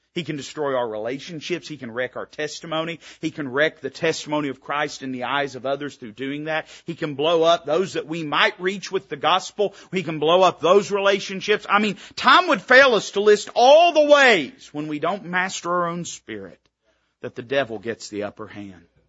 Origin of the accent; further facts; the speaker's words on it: Tennessee, United States; I was raised in Tennessee.